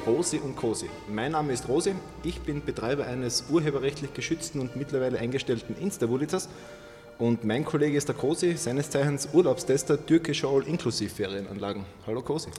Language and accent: German; Carinthia, Austria; bei uns in Kärnten